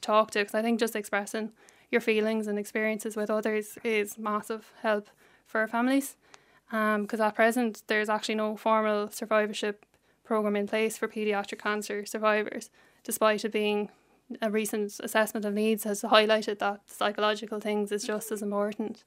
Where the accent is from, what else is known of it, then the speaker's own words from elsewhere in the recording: Cullohill, Laois, Ireland; I'm from Leash